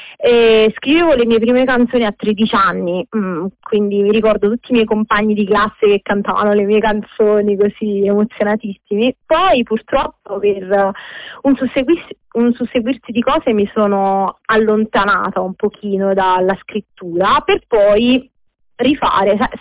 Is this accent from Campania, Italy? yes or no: yes; Naples, Campania, Italy; sono di Napoli